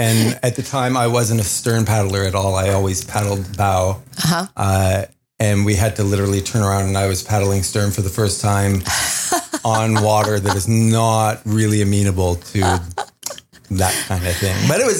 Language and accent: English; Cornwall, Ontario, Canada; moved away; I'm originally from Cornwall, Ontario, and we have a couple of local smaller parks, Frontenac and Murphy's